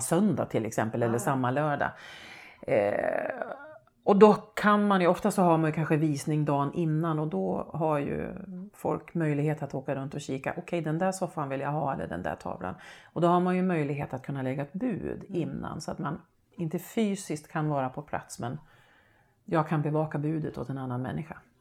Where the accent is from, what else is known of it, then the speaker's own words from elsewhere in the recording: Hälsingland, Gävleborg County, Sweden; accent: Hälsingemål; hemma i Rumstad där jag är uppvuxen